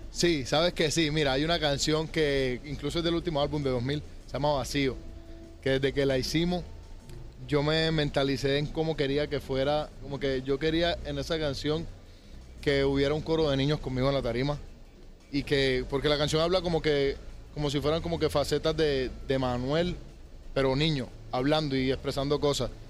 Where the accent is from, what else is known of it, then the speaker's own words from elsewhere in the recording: Colombia; aparte de Colombia, pues que es de donde yo soy